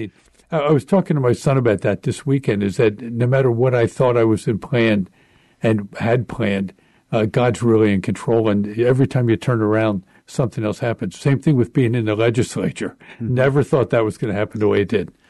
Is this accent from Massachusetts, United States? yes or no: no; Baltimore, Maryland, United States; moved away as an adult; also born or lived in Emmitsburg, Maryland; now in Pennsylvania, United States; I uh, was born and raised in Baltimore, Maryland